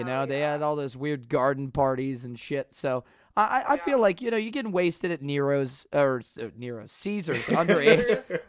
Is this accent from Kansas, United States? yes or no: yes; Wichita, Kansas, United States; moved away; also born or lived in West Virginia; I was born in Wichita, Kansas. Second off, I went to school. I went to school in West By God, Virginia.